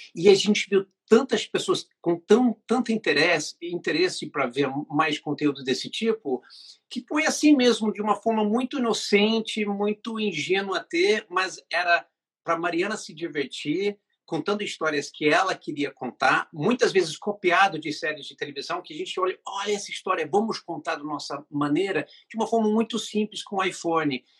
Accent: England, United Kingdom; now in Brazil; a família que morava na Inglaterra, porque eu sou inglês, morava no Brasil

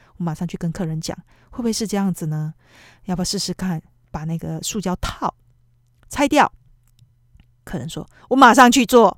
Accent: Taiwan; now in Tokyo, Japan; 我们台湾人

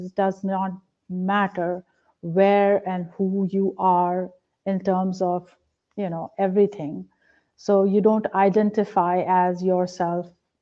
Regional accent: India; now in Pennsylvania, United States; I was a very religious person growing up in a religious household in India

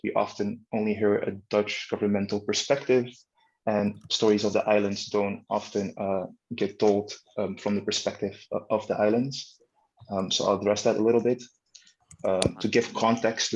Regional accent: Caribbean Netherlands; also born or lived in Netherlands / Leiden, Netherlands; I am born in the Netherlands, but I was raised on Bonaire.

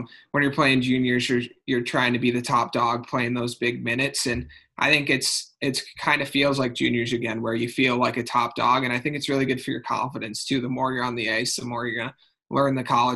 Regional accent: Maple Grove, Minnesota, United States; growing up in Minnesota

